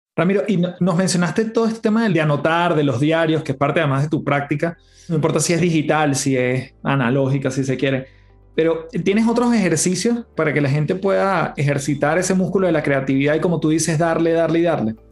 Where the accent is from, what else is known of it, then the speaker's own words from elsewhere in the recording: Caracas, Capital District, Venezuela; moved away as an adult; Una casa en, Caracas. En Venezuela